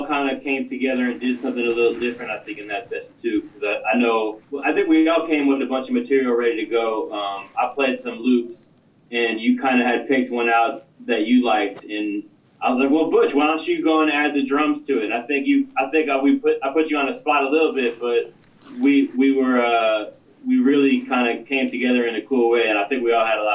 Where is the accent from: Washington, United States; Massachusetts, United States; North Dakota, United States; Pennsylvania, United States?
Massachusetts, United States; outside of Boston; now in Oakland, United States; Born outside of Boston on the East Coast. Been in California for about 20 years